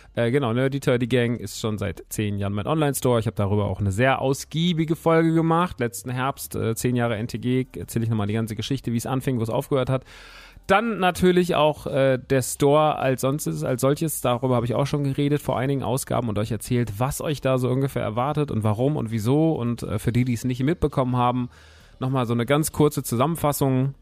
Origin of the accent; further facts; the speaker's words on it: Rodgau, Hesse, Germany; Ich bin da groß geworden, ich mag die Stadt sehr. Es ist tatsächlich meine Heimat, Rottgau-Jügesheim